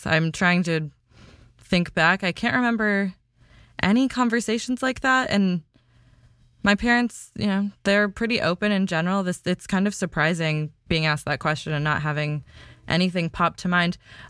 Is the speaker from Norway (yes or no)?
no; India; first language Kannada; I used to speak my mother tongue when I was a kid, and then when I was a baby, like there's all these videos of me as a 1-year-old, 2-year-old speaking English and my mother tongue, which is called Kannada, interchangeably.